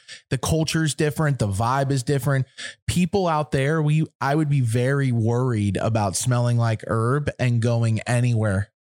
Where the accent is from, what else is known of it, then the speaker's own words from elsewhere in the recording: East Coast, United States; now in Los Angeles, United States; We're from the East Coast.